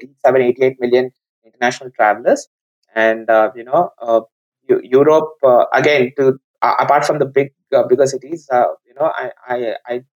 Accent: India; as an Indian

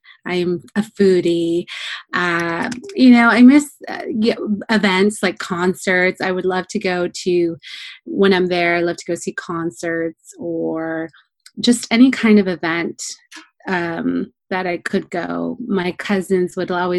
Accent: Orange County, California, United States; I was born in Orange County, California, but my parents moved from Mexico in the 1980s

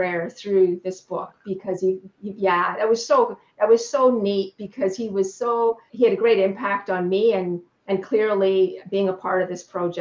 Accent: Canada; I'm Canadian

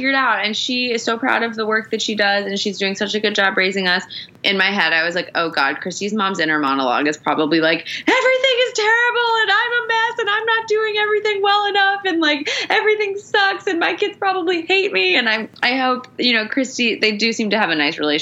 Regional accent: Long Island, New York, United States; I grew up in Long Island.

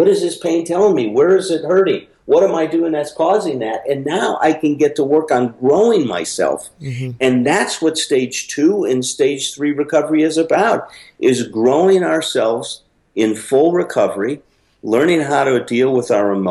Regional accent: Chicago, Illinois, United States; I went back to Chicago where I grew up

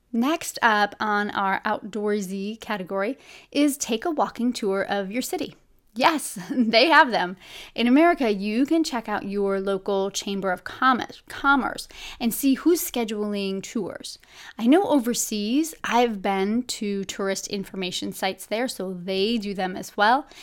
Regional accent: Buffalo, New York, United States; moved away; I grew up in Buffalo, New York

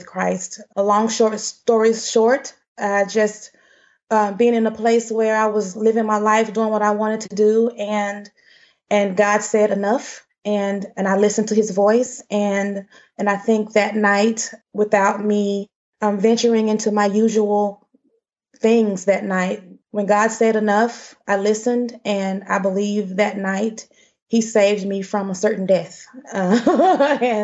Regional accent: Dallas, Texas, United States; I grew up in South Dallas

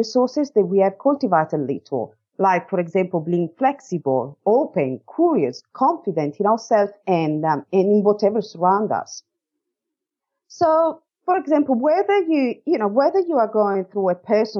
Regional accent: Italy; moved away as an adult; now in Australia; I'm from Italy. I moved to Australia in 2004 and I moved here for love as I met my current Australian husband in Italy.

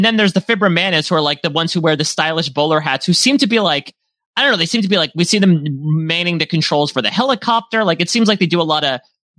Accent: Canada; I can say it because I'm Canadian.

